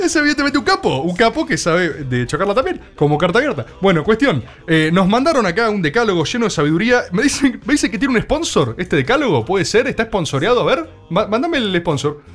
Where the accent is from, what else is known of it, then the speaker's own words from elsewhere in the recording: Argentina; como gente que vive en este país como argentinos